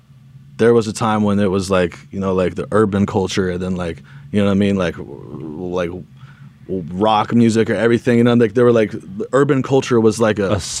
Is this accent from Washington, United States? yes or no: no; Los Angeles, California, United States; I grew up, you know what I'm saying? I grew up in America in the 90s.